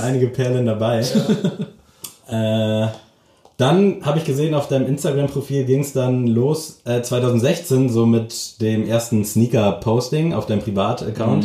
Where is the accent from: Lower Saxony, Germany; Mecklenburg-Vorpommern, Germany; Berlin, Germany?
Mecklenburg-Vorpommern, Germany; Lockwisch; now in Lübeck, Germany; ich komme tatsächlich aus Mecklenburg.